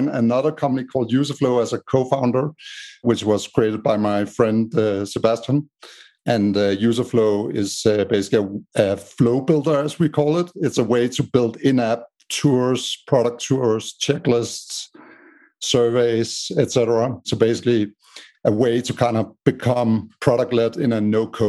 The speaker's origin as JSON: {"language": "English", "country": "Denmark", "moved": "as an adult", "lives_now": "United States", "said": "as you can hear by my strange accent, I'm from Denmark in Europe. But I lived in the States for the last 8 years"}